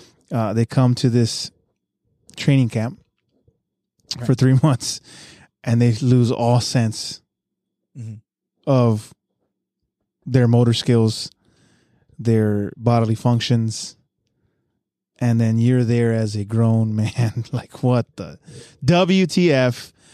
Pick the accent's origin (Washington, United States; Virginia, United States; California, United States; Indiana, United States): California, United States; San Diego; The way I grew up in San Diego, I'm sure you grew up the same way.